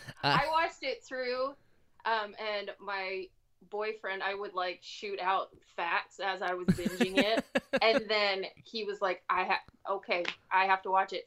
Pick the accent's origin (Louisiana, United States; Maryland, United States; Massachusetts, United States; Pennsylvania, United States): Maryland, United States; moved away as an adult; now in Florida, United States; I'm from Maryland.